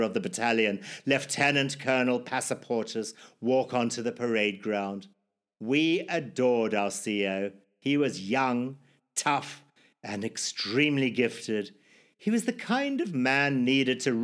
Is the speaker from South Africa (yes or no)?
no; Zimbabwe; born or raised there